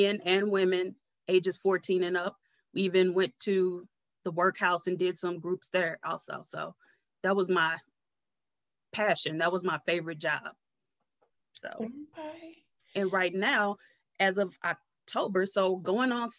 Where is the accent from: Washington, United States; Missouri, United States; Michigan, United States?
Missouri, United States; St. Louis; born and raised in St. Louis